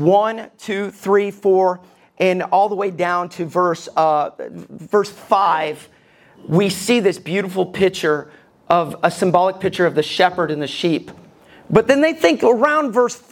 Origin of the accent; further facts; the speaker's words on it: Alabama, United States; I grew up in Alabama